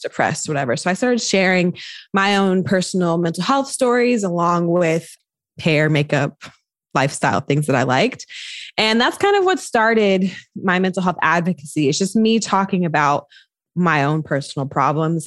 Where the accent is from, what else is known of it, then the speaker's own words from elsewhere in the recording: North Carolina, United States; moved away as an adult; now in Bay Area, United States; I'm from North Carolina